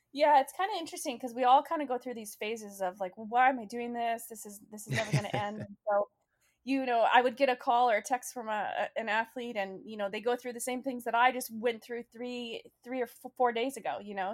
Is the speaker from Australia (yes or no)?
no; Canada; also born or lived in British Columbia; now in Boston, United States; my home country, Canada